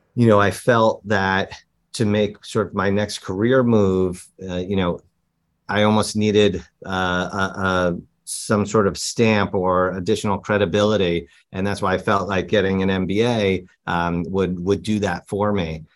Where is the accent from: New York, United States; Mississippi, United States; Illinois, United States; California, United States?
New York, United States; New York City; growing up in New York. I just lived at home with my parents